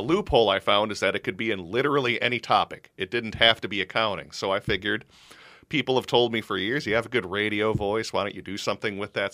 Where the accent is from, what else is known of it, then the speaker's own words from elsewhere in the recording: Minnesota, United States; also born or lived in Los Angeles, California; Dad got a job back in Minnesota, so that's how I ended up here, probably when I was about like seven or eight years old